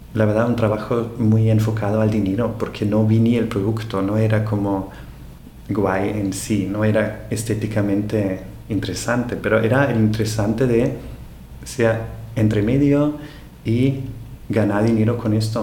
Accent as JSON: {"language": "Spanish", "country": "Austria", "second_language": "Spanish", "moved": "as an adult", "lives_now": "Barcelona, Spain", "said": "en Austria, de donde soy"}